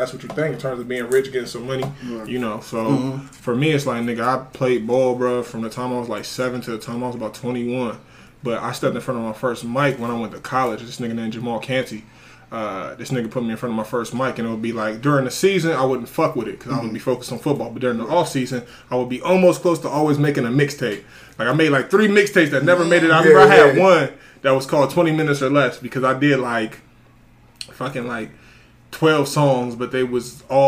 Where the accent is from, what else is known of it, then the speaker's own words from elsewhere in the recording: Columbus, Ohio, United States; I'm Southside Columbus, Ohio. I grew up on Fairwood and Whittier.